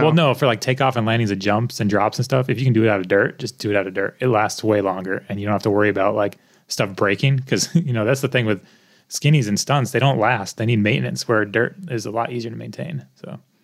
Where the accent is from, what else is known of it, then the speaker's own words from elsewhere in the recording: United States; also born or lived in Connecticut / Colorado; I'm American